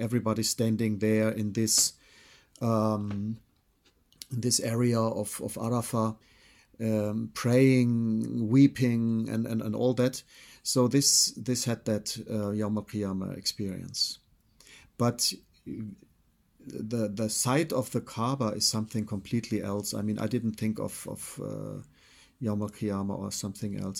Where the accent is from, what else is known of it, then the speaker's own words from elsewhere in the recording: Freiburg, Baden-Württemberg, Germany; I was born in Freiburg. I'm German origin.